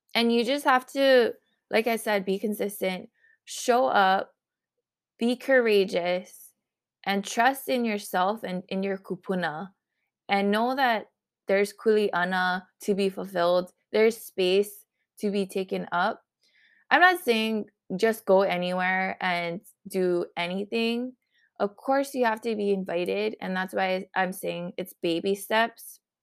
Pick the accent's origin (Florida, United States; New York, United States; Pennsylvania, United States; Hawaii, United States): Hawaii, United States; Honolulu; I am from Honolulu